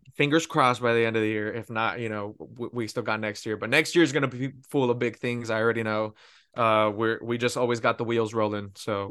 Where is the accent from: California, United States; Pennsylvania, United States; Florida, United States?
California, United States; Pico Rivera; moved away as an adult; now in Texas, United States; I'm originally from Pico Rivera, which is, uh, very close to East, East Los Angeles